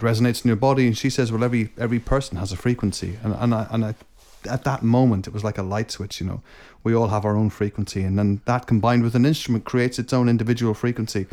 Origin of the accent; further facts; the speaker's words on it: Scotland, United Kingdom; moved away; I was born in Scotland